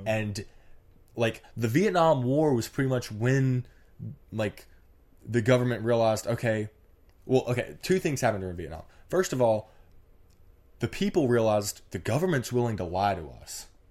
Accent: Mississippi, United States; I'm from Mississippi

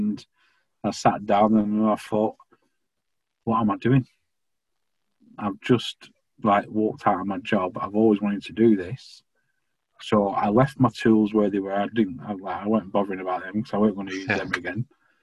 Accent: Bamber Bridge, North West England, United Kingdom; I'm originally from Preston

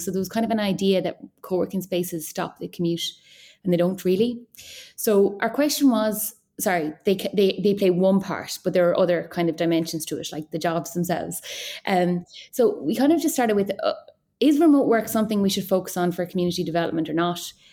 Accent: Kinvara, Connacht, Ireland; I'm from Kimbara, which is on the border of Clare and Galway

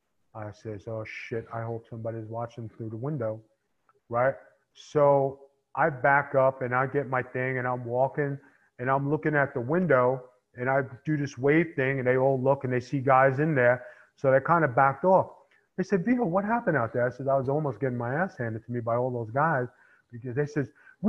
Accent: New York City, New York, United States; I came from Staten Island. And, you know, in Staten Island, I had to make my bones

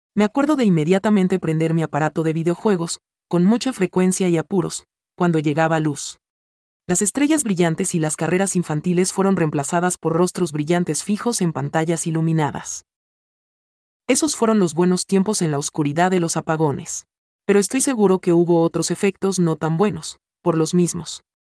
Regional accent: Dominican Republic; moved away; also born or lived in Florida / Texas / Georgia / Alabama; cuando era niño en la República Dominicana, sufrí cortes de energía eléctrica con bastante frecuencia

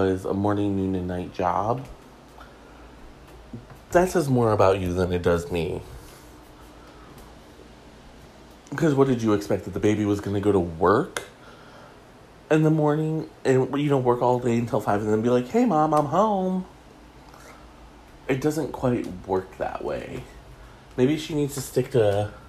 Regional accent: Detroit, Michigan, United States; he's my hometown boy

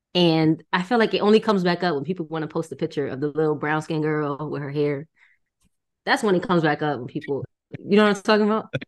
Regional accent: Connecticut, United States; where I'm from Connecticut

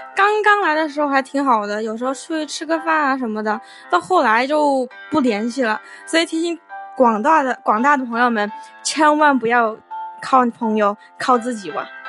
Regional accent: Wuhan, Hubei, China; now in New Zealand; 我是从从湖北来的

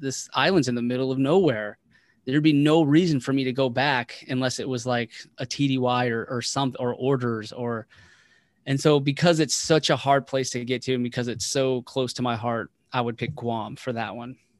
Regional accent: Waldorf, Maryland, United States; moved away as an adult; also born or lived in West Virginia; I was raised primarily in Waldorf, Maryland

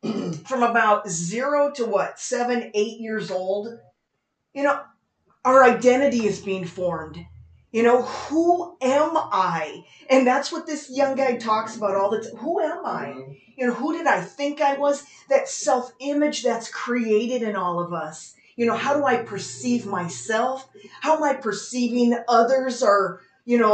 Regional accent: Las Vegas, Nevada, United States; We're from Las Vegas

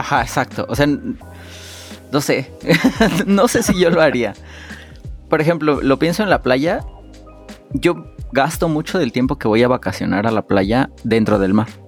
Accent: Mexico; nosotros como, como familias mexicanas

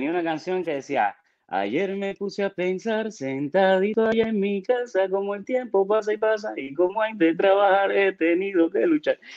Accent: Havana, Cuba; moved away; also born or lived in Guanabacoa / Matanzas; nací en Guanabacoa y me mudé rápido, mi mamá se mudó para, para Santo Suárez. Entonces, toda mi infancia la hice en Santo Suárez

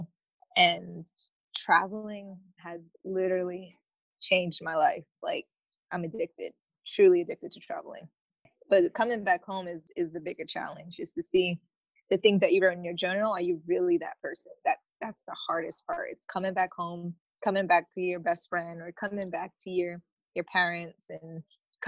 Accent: United States; I'm such an American

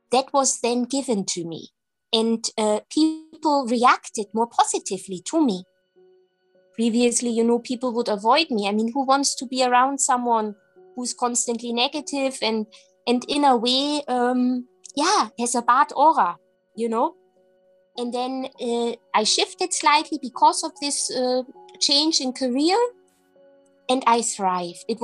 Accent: Germany; English is a second language; moved away as an adult; now in Scotland; I was very young, I was in my early 20s. And um, yeah, I moved country. I moved from Germany to Scotland

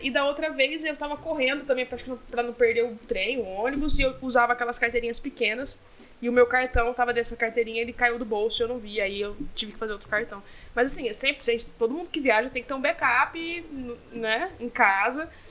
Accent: Brazil; eu sou do Brasil, acabei de chegar.

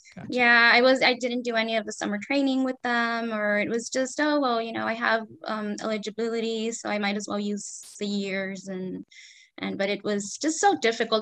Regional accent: Los Angeles, California, United States; I was born and raised in Los Angeles, California.

